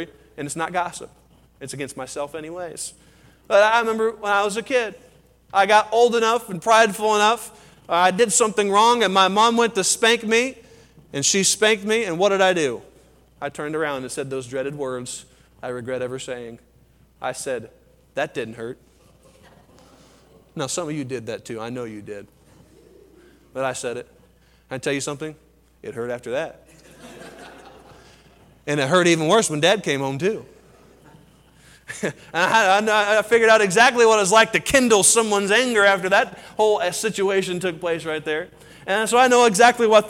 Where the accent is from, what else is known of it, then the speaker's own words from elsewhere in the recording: Colorado, United States; I'm from Colorado.